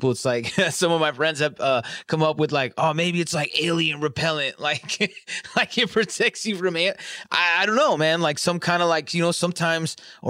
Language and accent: English; California, United States; now in Michigan, United States; am from California. We have wildfire season